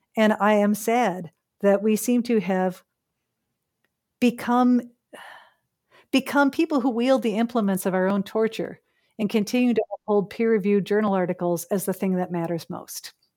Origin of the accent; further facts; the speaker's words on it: Chicago, Illinois, United States; now in Canada; someone who, uh, is born and raised in Chicago